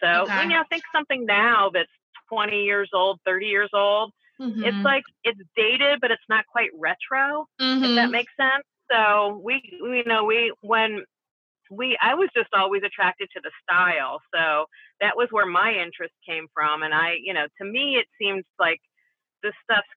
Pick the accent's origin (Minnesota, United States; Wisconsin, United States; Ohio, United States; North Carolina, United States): Ohio, United States; Toledo; my hometown in Toledo